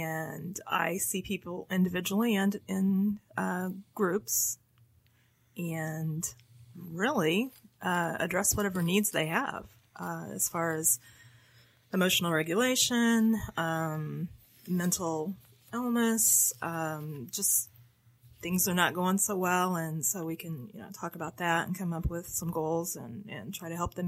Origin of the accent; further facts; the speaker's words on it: Keokuk, Iowa, United States; Keokuk, Iowa.